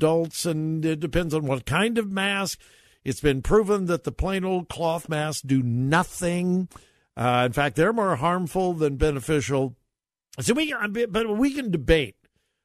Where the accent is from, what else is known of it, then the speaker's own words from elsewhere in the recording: Westerville, Ohio, United States; my hometown of Westerville